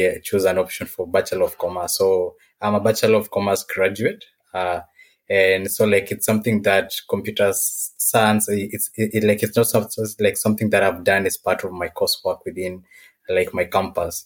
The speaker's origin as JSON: {"language": "English", "region": "Nairobi", "country": "Kenya", "moved": "yes", "lives_now": "Mombasa, Kenya", "said": "I'm from Nairobi, Kenya"}